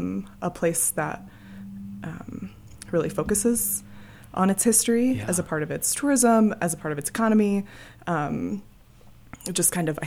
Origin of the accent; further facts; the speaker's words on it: Deadwood, South Dakota, United States; moved away as an adult; also born or lived in Wyoming / upstate New York; now in Estes Park, United States; I grew up in Deadwood, South Dakota.